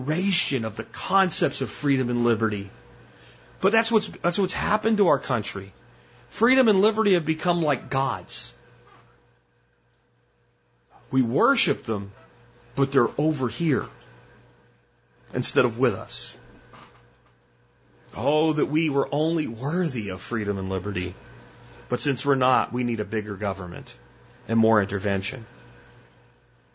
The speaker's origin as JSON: {"language": "English", "region": "New Jersey", "country": "United States", "tie": "born or raised there"}